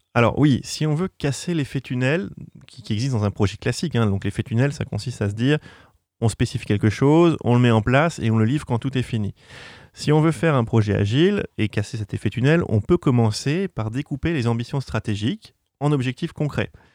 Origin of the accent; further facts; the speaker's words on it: Normandy, France; je suis normand d'origine